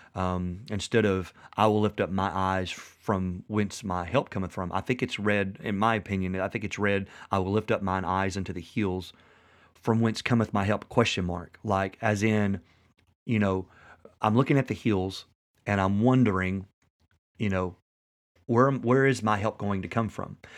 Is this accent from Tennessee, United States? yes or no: yes; West Tennessee, United States; we live in West Tennessee